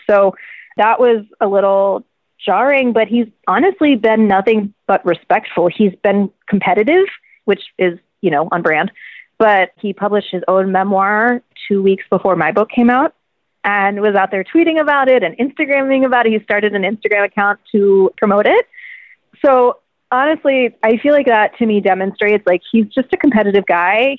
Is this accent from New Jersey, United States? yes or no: no; Virginia, United States; I'm from Virginia